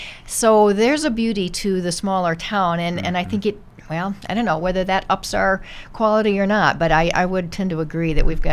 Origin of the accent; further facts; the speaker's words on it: Jacksonville, Florida, United States; now in Brookings, United States; I grew up in Jacksonville, Florida.